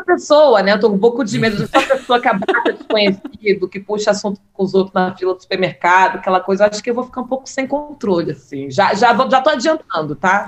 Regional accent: Northeast Region, Brazil; now in Rio de Janeiro, Brazil; eu tive a oportunidade de, de, passar minha infância no Nordeste

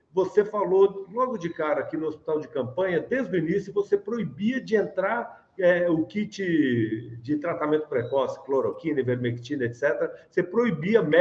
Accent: São Paulo, Brazil; eu fui do Braz o resto da vida.

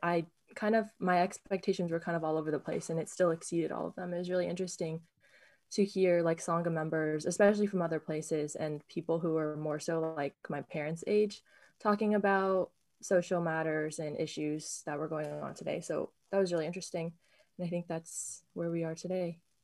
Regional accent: Sacramento, California, United States; also born or lived in Berkeley; this, like, Buddhist community was something I didn't realize was so close to me until I moved away from Sacramento

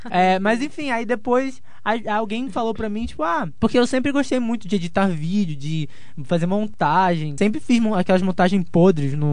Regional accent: Rio de Janeiro, Brazil; da cidade inteira, porque eu sou da Baixada, entendeu?

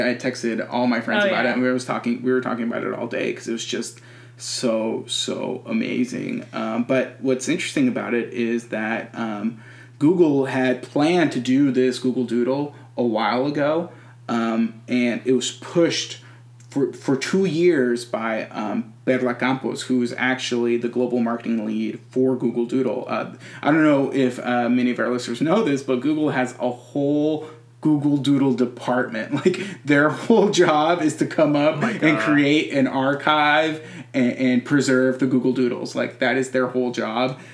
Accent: Texas, United States; I'm a Texan Latinx person.

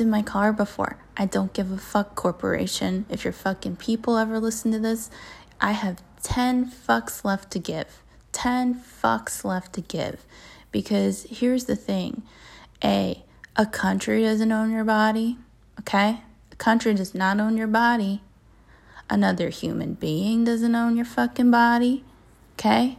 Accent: Maryland, United States; I grew up in Maryland, which is fairly conservative

